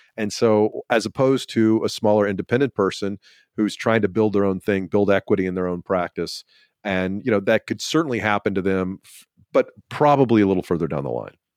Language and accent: English; Georgia, United States; I'm from Georgia